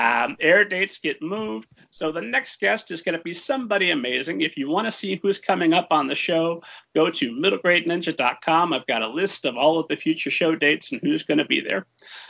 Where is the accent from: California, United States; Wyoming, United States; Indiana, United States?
Indiana, United States; Lebanon; set in my hometown of Lebanon, Indiana